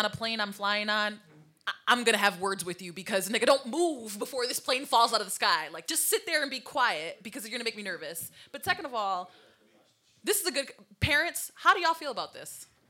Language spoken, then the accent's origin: English; Waterbury, Connecticut, United States; we grew up in Waterbury, Connecticut, and we know how Waterbury, Connecticut is.